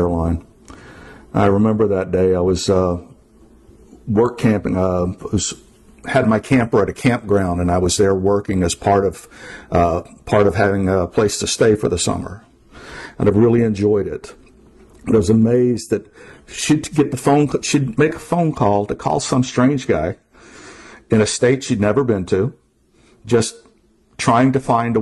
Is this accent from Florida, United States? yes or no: yes; Hollywood, Florida, United States; moved away as an adult; also born or lived in Everglades, Florida; now in Vermont, United States; I grew up in Hollywood, Florida, off the corner of 441 and Pembroke Road